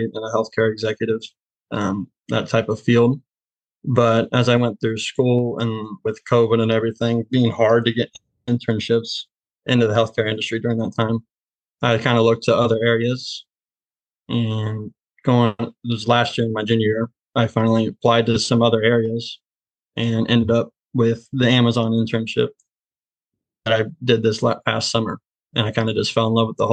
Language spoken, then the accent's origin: English; Mount Orab, Ohio, United States; moved away as an adult; also born or lived in Pikeville, Kentucky; I grew up in a small town, Mount Arbor, Ohio, about 45 minutes east of Cincinnati